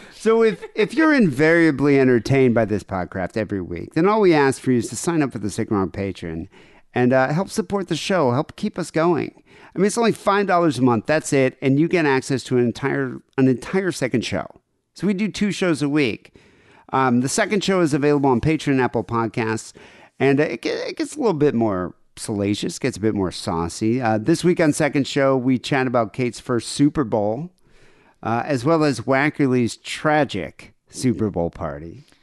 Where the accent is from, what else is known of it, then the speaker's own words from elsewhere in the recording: South Africa; moved away; growing up in South Africa in the eighties